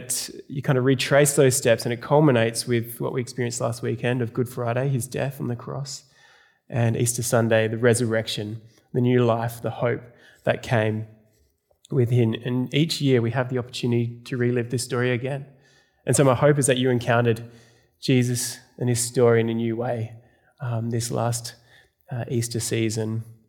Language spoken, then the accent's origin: English; South Australia, Australia; now in Melbourne, Australia; I moved to Melbourne from South Australia. Anyone from South Australia here?